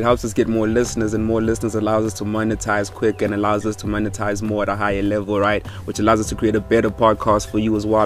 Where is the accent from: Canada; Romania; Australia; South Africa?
South Africa; Limpopo; I come from Limpopo.